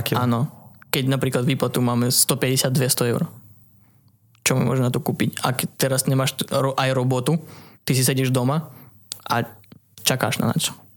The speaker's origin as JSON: {"language": "Slovak", "town": "Melitopol", "region": "Zaporizhzhia Oblast", "country": "Ukraine", "second_language": "Slovak", "moved": "as an adult", "lives_now": "Slovakia", "said": "Ja som vlastne z Zaporožskej oblasti, mesto Melitopol, to je východ Ukrajiny"}